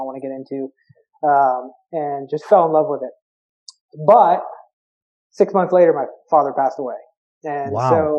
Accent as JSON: {"language": "English", "town": "Berwick", "region": "Pennsylvania", "country": "United States", "tie": "born or raised there", "said": "I was from Berwick area of Pennsylvania, which is quite known for their high school football in PA. It's a steelworking nuclear power plant, small town"}